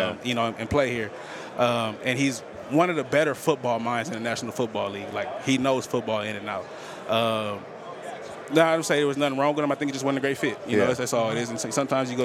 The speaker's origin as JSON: {"language": "English", "area": "Bay Area", "region": "California", "country": "United States", "moved": "yes", "lives_now": "Las Vegas, United States", "said": "I'm from the Bay Area, so I was, you know, there when we was in Oakland"}